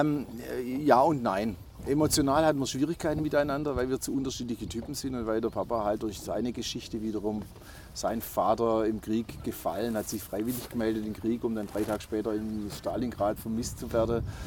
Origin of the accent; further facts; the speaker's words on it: Waiblingen, Baden-Württemberg, Germany; accent: Swabian; also born or lived in Stuttgart; ich stelle ihm meine Heimatstadt vor